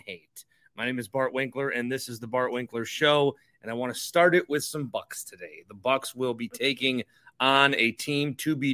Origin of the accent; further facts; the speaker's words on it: Fond du Lac, Wisconsin, United States; I grew up in Fond du Lac as a 414